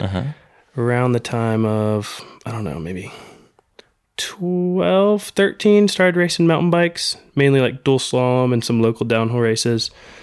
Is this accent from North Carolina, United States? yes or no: yes; North Carolina, United States; also born or lived in California / Georgia; Originally from California, and then lived in Georgia for a year when I was real little, and then been in North Carolina since I was probably eight or so.